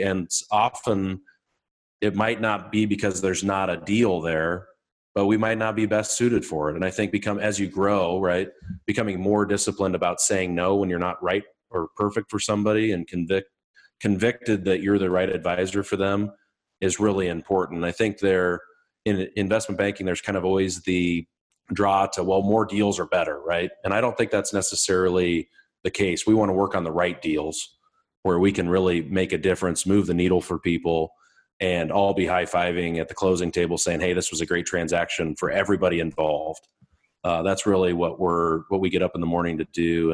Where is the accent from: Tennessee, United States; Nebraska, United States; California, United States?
Nebraska, United States; Malcolm; So Malcolm, Nebraska is my hometown.